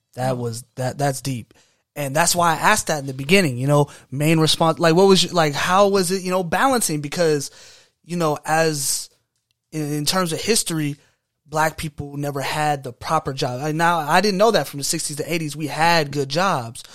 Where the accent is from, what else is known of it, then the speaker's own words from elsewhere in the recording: United States; we're from America